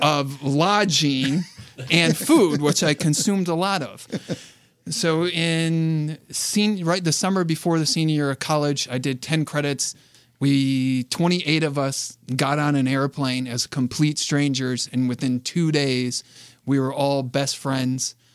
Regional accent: Flushing, Michigan, United States; also born or lived in Flint, Michigan; I was born in Flint, Michigan, raised in Flushing, Michigan, to two loving parents

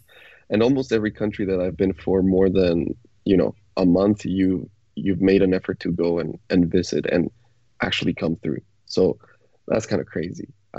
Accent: Mexico; moved away; no, I'm from Mexico.

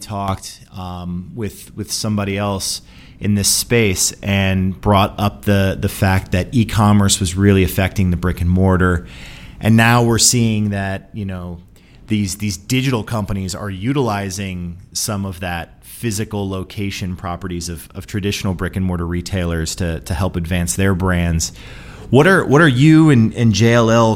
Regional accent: Northeast Ohio, United States; I'm from Northeast Ohio

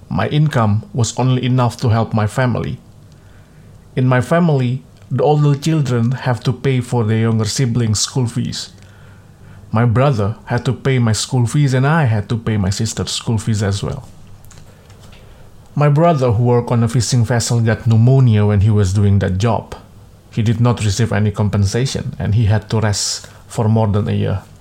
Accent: Tegal, Central Java, Indonesia; born there; I was born in Tegal Regency, central Java. I am 36 year old and I am the seventh of nine children.

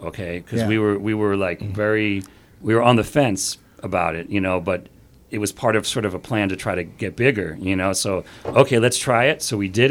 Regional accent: Philadelphia, Pennsylvania, United States; moved away; also born or lived in Boston; I came down to Philly, my hometown

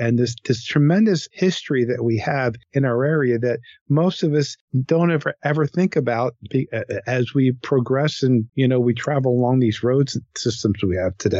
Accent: Newtown Square, Pennsylvania, United States; as a kid growing up in Newtown Square

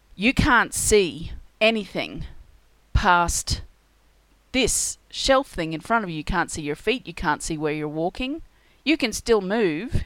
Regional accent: Australia; being Australian, we have a lot of crocodiles

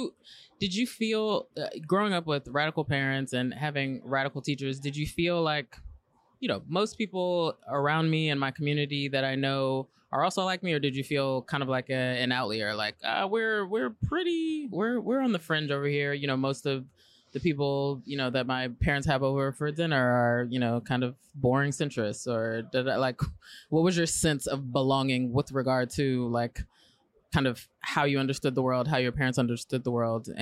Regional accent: San Francisco, California, United States; people probably don't have the same experience that I'm having growing up in San Francisco that they might be having in Indianapolis or, you know, middle America.

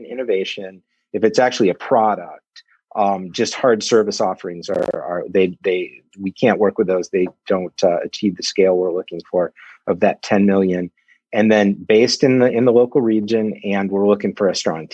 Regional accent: Ann Arbor, Michigan, United States; I grew up in Ann Arbor, left, and then came back.

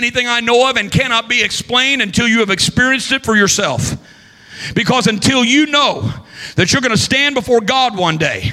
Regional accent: Southern Illinois, United States; I'm a Midwesterner. I grew up in Southern Illinois

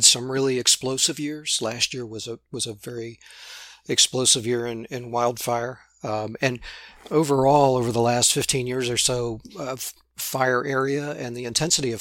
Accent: southwestern Ohio, United States; moved away as an adult; also born or lived in Montana; I grew up in southwestern Ohio

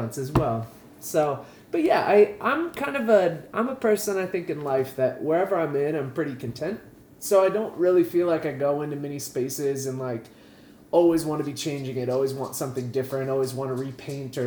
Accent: Atkins, Iowa, United States; also born or lived in California; I grew up in a small town. It was, I don't know, 700 or so people. Not 700,000, like 700 people. in Atkins, Iowa

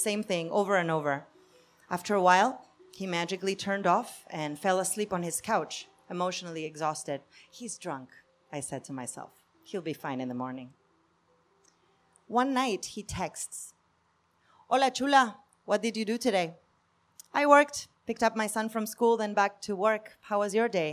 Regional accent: Argentina; moved away; I'm from Argentina.

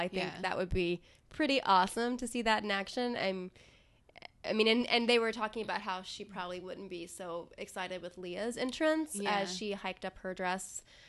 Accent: the South, United States; I'm from the South.

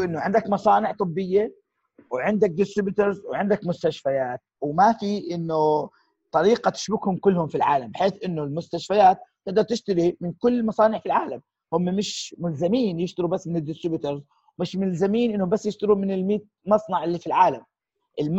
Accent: Jordan; احنا كاردنيين الاصل

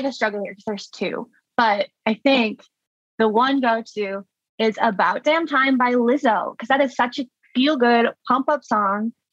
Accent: Orland Park, Illinois, United States; I grew up in Orland Park. In the southwest suburbs, so not technically Chicago

